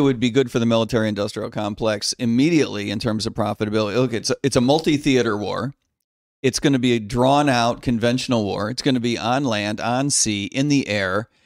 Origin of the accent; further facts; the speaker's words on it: outside of Chicago, Illinois, United States; I grew up outside of Chicago